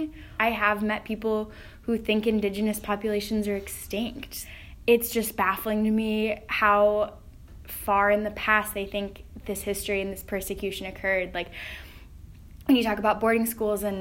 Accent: Fairbanks, Alaska, United States; moved away as an adult; now in Milwaukee, United States; when I grew up in Fairbanks, people knew I was Native because they knew my mom

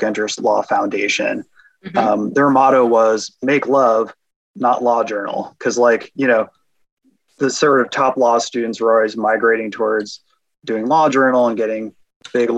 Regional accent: New Jersey, United States; moved away as an adult; also born or lived in Indiana; now in Omaha, United States; I grew up in New Jersey. So I'm an East Coaster

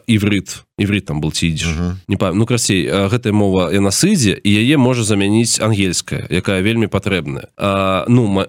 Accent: Belarus; moved away; мы беларусы свету

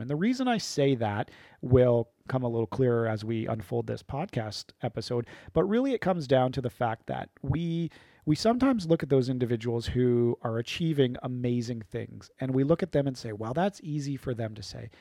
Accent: Chatham, Ontario, Canada; also born or lived in London, Ontario; I'm from Chatham, Ontario

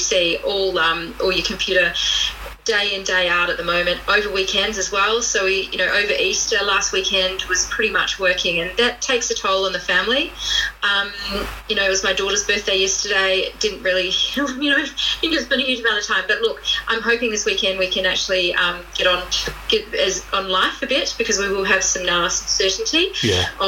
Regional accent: Australia; moved away as an adult; also born or lived in United Kingdom; now in New Zealand; I'm not a Kiwi. So I'm Australian.

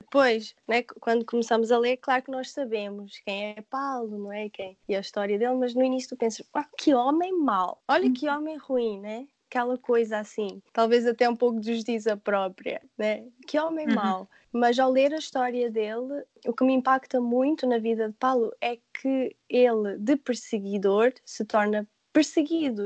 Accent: Portugal; moved away; eu sou portuguesa

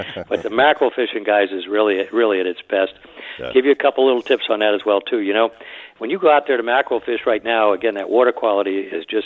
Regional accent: Miami, Florida, United States; when I was a boy growing up in Miami down in South Bay

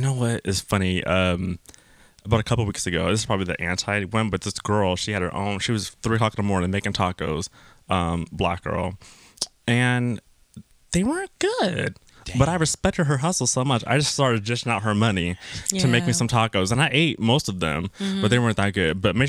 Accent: Southern California, United States; But I'm a California boy.

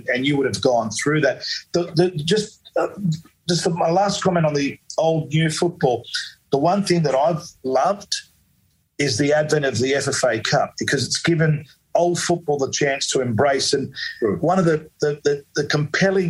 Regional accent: Australia; being a Aussie born

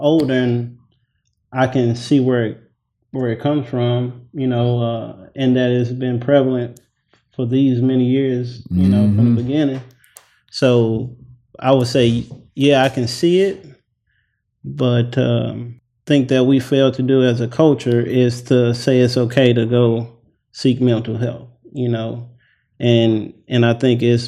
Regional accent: St. Louis, Missouri, United States; moved away as an adult; also born or lived in Pine Bluff, Arkansas; growing up in St. Louis and then going to school down south

